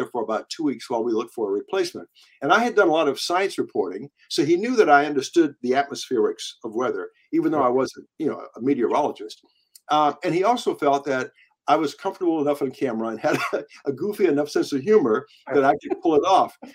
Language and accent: English; Virginia, United States; the little rural hick town where I grew up in Virginia